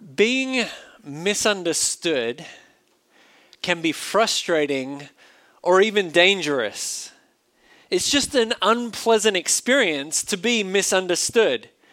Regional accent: Australia; accent: Australian; now in United States; an Australian living in a foreign country

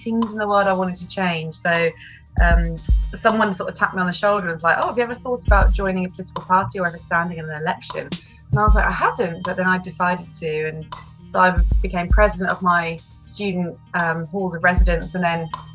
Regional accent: United Kingdom; born or raised there

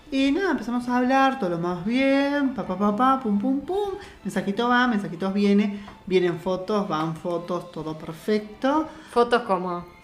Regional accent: Uruguay; now in Montevideo, Uruguay; Acá los montevideanos se hacen los finos y dicen mesada. Y nosotros en mi pueblo decimos fogón.

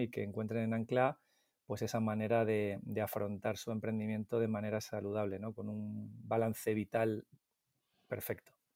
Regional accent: Madrid, Community of Madrid, Spain; Yo soy del Pardo, de Madrid, del pueblecito del Pardo, y mantengo mi mismo grupo de amigos de cuando teníamos once, doce años

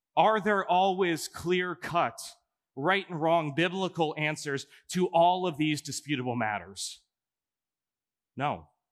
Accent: Omaha, Nebraska, United States; also born or lived in Chicago, Illinois; now in Coralville, United States; I'm actually from Omaha, Nebraska.

